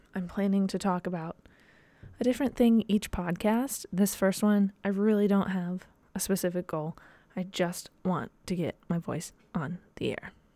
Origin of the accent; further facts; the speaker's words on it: Dayton, Ohio, United States; moved away as an adult; also born or lived in Slippery Rock, Pennsylvania / New York City; I grew up in Dayton, Ohio. That's in Southwest Ohio